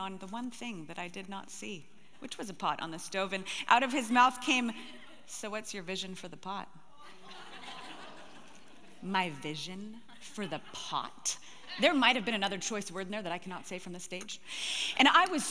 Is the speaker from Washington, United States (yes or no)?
yes; Gig Harbor, Washington, United States; I'm actually from Gig Harbor, Washington